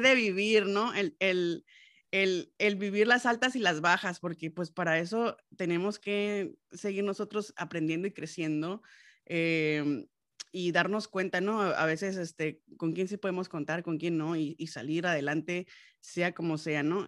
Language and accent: Spanish; Los Mochis, Sinaloa, Mexico; moved away; yo soy de los Mochis, Sinaloa